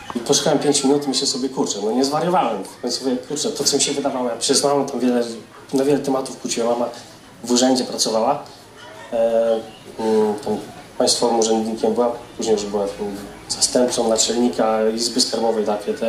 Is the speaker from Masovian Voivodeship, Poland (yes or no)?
yes; Grodzisk Mazowiecki, Masovian Voivodeship, Poland; moved away; z Grodziska Mazowieckiego pochodzę